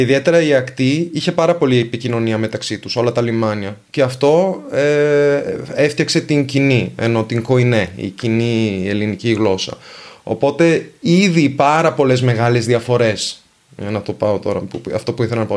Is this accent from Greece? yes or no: no; Venice, Veneto, Italy; first language Venetian and Italian; Greek is a second language; από την ενδοχώρα της Βενετίας